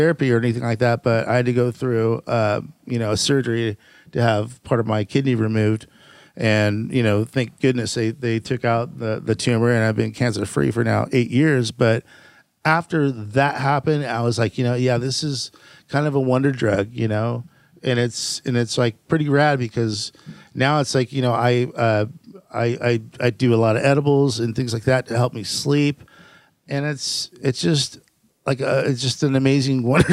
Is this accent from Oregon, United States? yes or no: no; Fountain Valley, California, United States; also born or lived in Downey, California / Norwalk, California; I was born in pretty much raised in Fountain Valley.